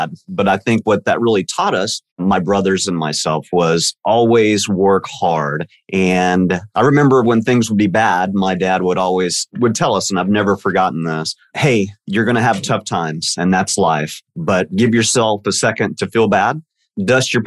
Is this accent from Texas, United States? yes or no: yes; Dallas, Texas, United States; I am born and raised in Dallas, Texas